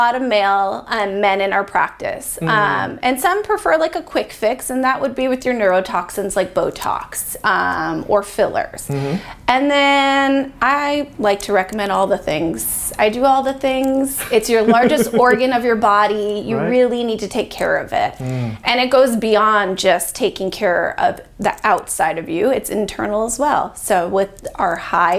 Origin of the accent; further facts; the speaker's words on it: Chicopee, Massachusetts, United States; moved away as an adult; now in Bakersfield, United States; I'm from Massachusetts, born and raised Chicopee, Massachusetts